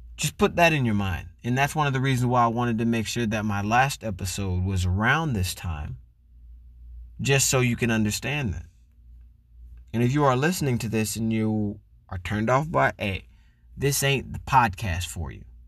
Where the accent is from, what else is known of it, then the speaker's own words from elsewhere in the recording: Florida, United States; As a black man growing up in Florida